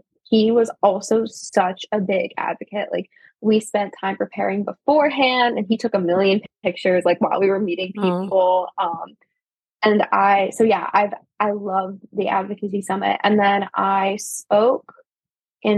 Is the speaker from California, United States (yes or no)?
no; New Jersey, United States; moved away as an adult; also born or lived in Baltimore